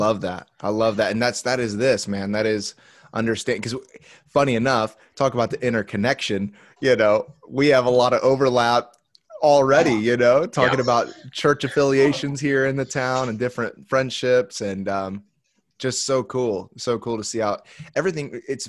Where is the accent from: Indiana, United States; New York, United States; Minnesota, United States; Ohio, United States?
Indiana, United States; Indianapolis; moved away as an adult; also born or lived in Miami, Florida; now in San Diego, United States; grew up in on the south side of Indianapolis, Indiana.